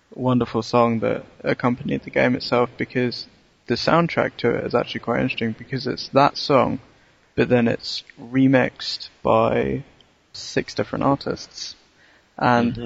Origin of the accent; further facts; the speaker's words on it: London, United Kingdom; I remember from being a Londoner